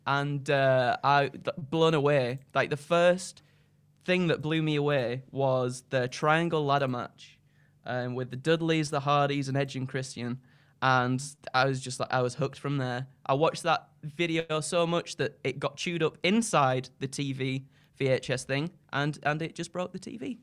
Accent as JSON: {"language": "English", "town": "Skipton", "region": "Yorkshire and the Humber", "country": "United Kingdom", "said": "I'm from Yorkshire, a little town, uh, called Skipton in North Yorkshire."}